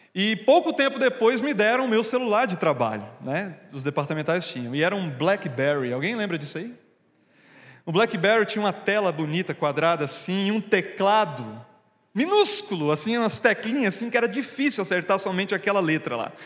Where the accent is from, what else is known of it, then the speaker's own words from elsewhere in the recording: Pernambuco, Brazil; now in Curitiba, Brazil; Eu sou de Pernambuco, né? Finalmente, depois de três anos, vou voltar para minha terra nas férias agora